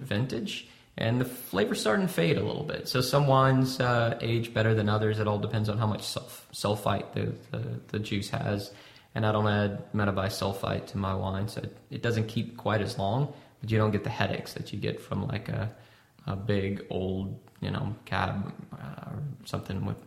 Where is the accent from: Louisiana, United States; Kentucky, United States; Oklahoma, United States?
Louisiana, United States; we're from Louisiana